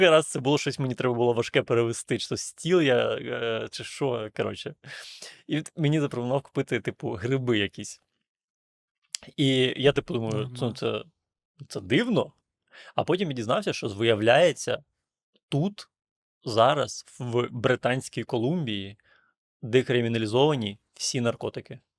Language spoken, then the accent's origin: Ukrainian; Ukraine; Я кажу, з України.